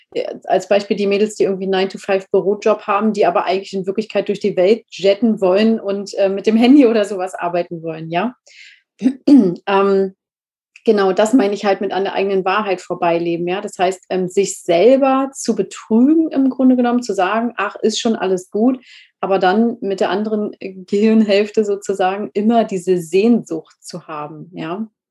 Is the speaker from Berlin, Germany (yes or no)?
yes; Berlin, Germany; moved away; also born or lived in Spain; ich bin eigentlich Berlinerin und ich habe nie gefühlt, Berlinerin zu sein